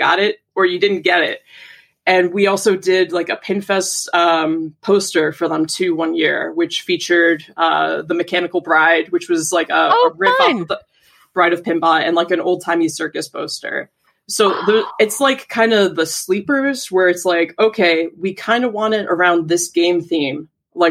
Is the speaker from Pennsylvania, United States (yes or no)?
yes; Pittsburgh, Pennsylvania, United States; moved away; I'm actually from Pittsburgh originally